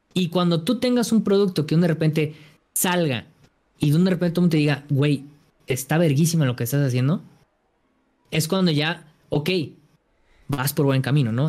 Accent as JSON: {"language": "Spanish", "town": "Guadalajara", "region": "Jalisco", "country": "Mexico", "said": "yo soy de Guadalajara"}